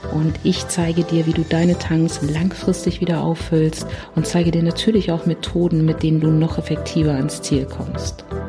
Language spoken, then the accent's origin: German; Berlin, Germany; ich komme aus Berlin